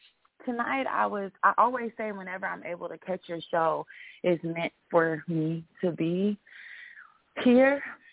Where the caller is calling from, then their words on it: Texas, United States; I'm calling from Texas.